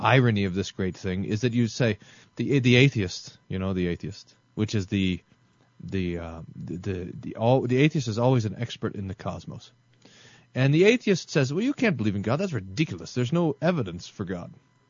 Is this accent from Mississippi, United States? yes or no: yes; Mississippi, United States; When I was growing up in the Mississippi Delta, we would sit outside and talk.